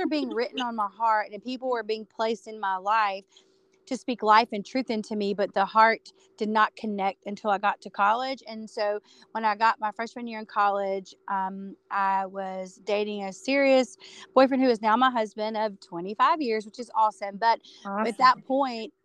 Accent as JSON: {"language": "English", "town": "Dallas", "region": "North Carolina", "country": "United States", "tie": "born or raised there", "said": "So I grew up in North Carolina. You people know Charlotte, North Carolina. I was about 30 minutes from Charlotte, North Carolina, in a small town called Dallas."}